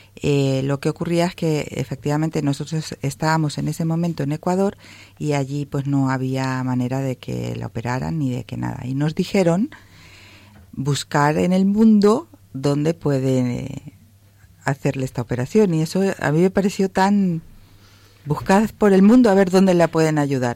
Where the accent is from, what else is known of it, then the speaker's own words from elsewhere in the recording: Spain; moved away; nosotros somos españoles